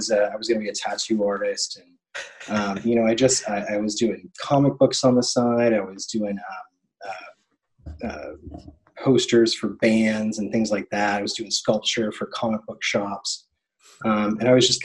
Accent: Tennessee, United States; moved away; also born or lived in Orlando; I'm from Tennessee

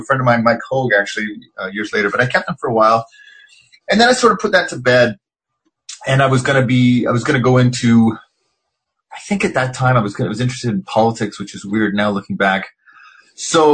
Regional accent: Richmond, British Columbia, Canada; moved away as an adult; also born or lived in Montreal; I grew up in Canada, and this was Vancouver, suburb of Vancouver called Richmond at the time.

